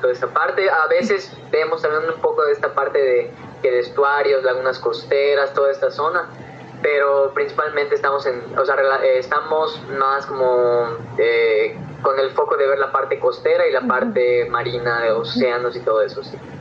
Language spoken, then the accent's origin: Spanish; Yucatán, Mexico; yo soy de Yucatán